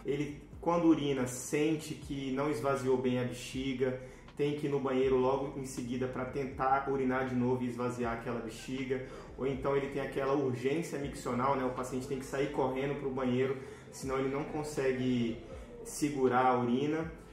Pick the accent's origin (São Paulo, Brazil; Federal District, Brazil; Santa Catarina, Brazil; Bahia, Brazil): Federal District, Brazil; Brasília; moved away as an adult; also born or lived in Tocantins; now in Rio de Janeiro, Brazil; trabalho na Secretaria de Saúde de Brasília, que é a minha cidade natal